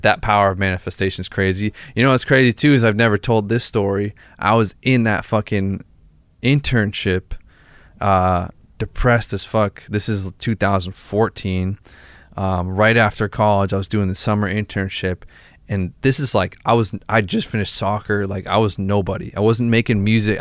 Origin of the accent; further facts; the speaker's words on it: Massachusetts, United States; we're both from Massachusetts